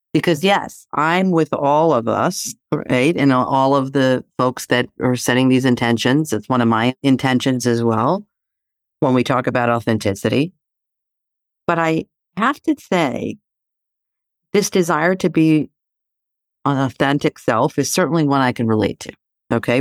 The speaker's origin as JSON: {"language": "English", "town": "Athens", "region": "Attica", "country": "Greece", "tie": "born or raised there", "moved": "yes", "said": "I grew up in Greece, right? So, living in Athens"}